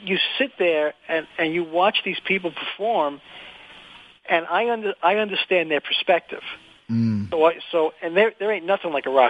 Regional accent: New York City, New York, United States; I'm from Brooklyn

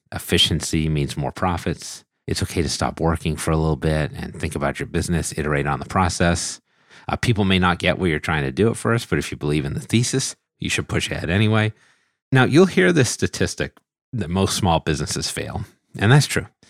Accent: United States; accent: American English; my American English accent

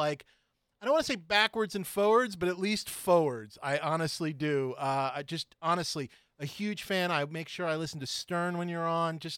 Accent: New York City, New York, United States; moved away as an adult; I grew up in New York City. I grew up on 70th and West End

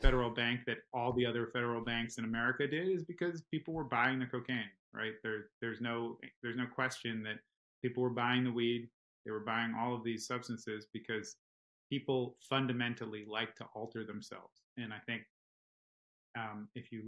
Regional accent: New York, United States; I grew up in New York

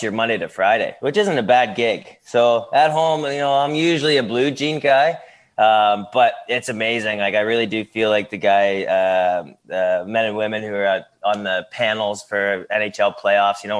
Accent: Ilderton, Ontario, Canada; back in my hometown of Ilderton, Ontario, close to my mom and dad

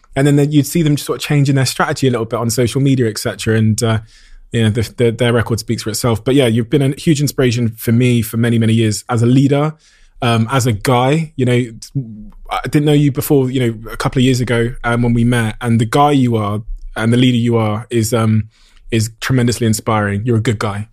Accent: Plymouth, South West England, United Kingdom; me as a young kid growing up in Devon and Plymouth

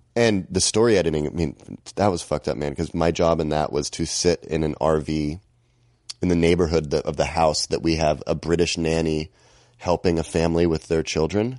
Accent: Seattle, Washington, United States; moved away as an adult; now in Glendale, United States; I'm from Seattle

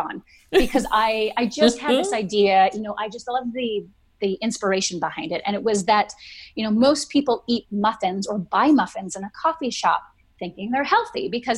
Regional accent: Vancouver Island, British Columbia, Canada; I grew up on Vancouver Island

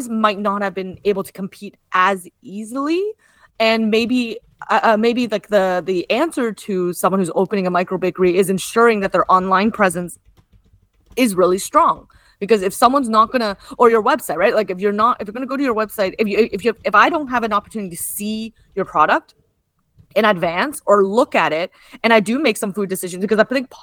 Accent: Kitchener, Ontario, Canada; now in Toronto, Canada; Kitchener-Waterloo, which is actually notably also my hometown

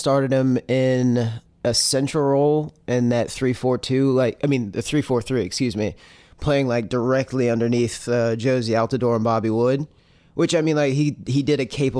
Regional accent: Baton Rouge, Louisiana, United States; I am from Baton Rouge.

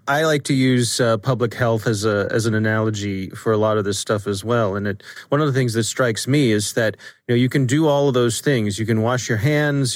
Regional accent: Ellicott City, Maryland, United States; my hometown in, in Ellicott City

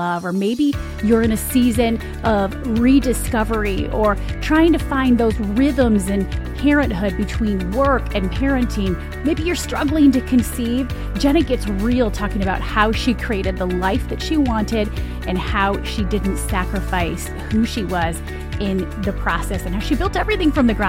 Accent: Michigan, United States; I'm from Michigan. So we're gonna go there with our accents today

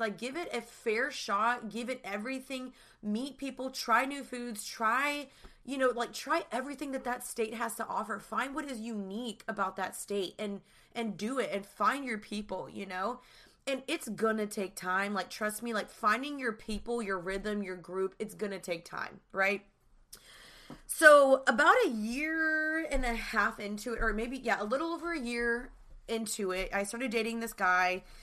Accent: Dallas, Texas, United States; moved away as an adult; also born or lived in Austin; now in Los Angeles, United States; I'm originally from Dallas, and I moved to L A three years ago

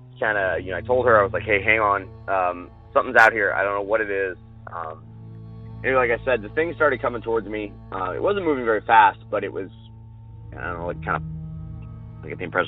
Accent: Southern California, United States; moved away; also born or lived in West Virginia / New Jersey; I'm from Southern Cal originally, so grew up in the mountains.

